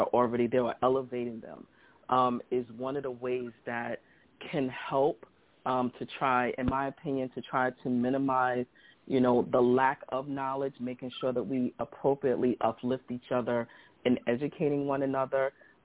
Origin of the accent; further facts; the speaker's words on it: New York City, New York, United States; I'm actually from Brownsville, Brooklyn